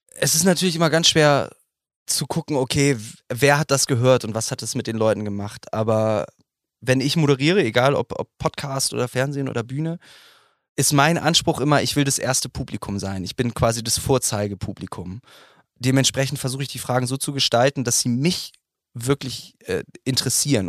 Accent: Bremen, Germany; ich bin eben Bremer

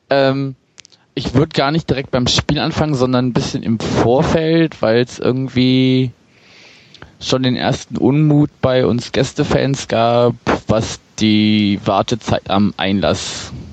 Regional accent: Berlin, Germany; Also ich bin auch, bin auch selber Berliner.

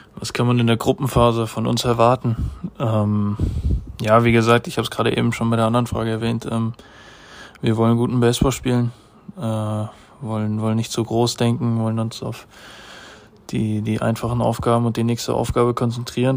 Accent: Germany; ich freue mich natürlich als Deutscher

